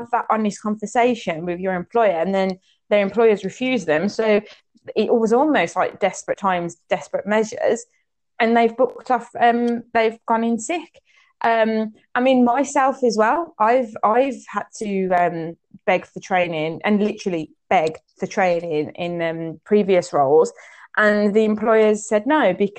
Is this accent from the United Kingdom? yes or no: yes; English Cypriot, England, United Kingdom; I'm pretty English Cypriot